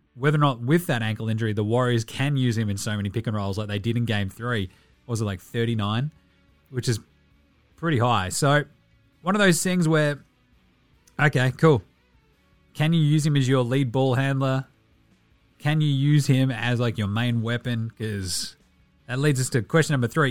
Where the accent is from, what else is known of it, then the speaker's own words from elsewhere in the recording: Australia; I'm Australian